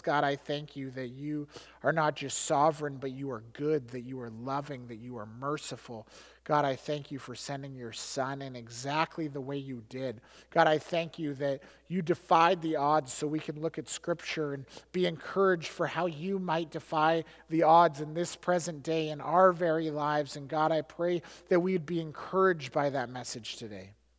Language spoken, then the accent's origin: English; Alberta, Canada; I grew up in Alberta.